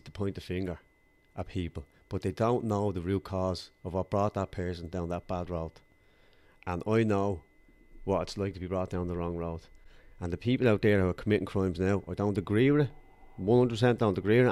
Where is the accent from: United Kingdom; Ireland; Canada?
Ireland; Dublin, Leinster; I grew up in Darndale in Culloch, North County Dublin, uh, in a council estate.